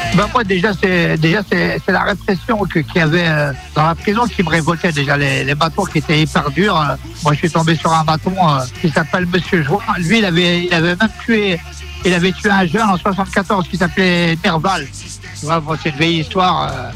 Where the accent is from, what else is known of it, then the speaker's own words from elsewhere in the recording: Yvelines, Île-de-France, France; j'ai grandi dans les Yvelines